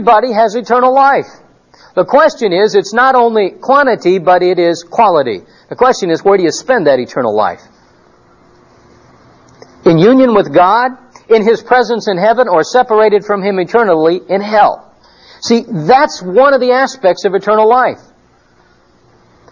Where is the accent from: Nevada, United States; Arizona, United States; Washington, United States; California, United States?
Arizona, United States; Phoenix; we're from Phoenix